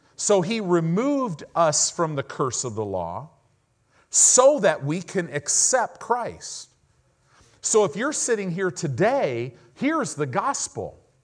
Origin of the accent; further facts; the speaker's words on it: Southern California, United States; I grew up in Southern California